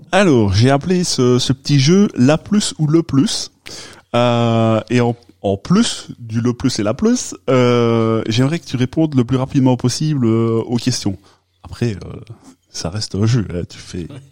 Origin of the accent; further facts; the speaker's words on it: Liège, Wallonia, Belgium; accent: Liège; mon bel accent euh, de Liège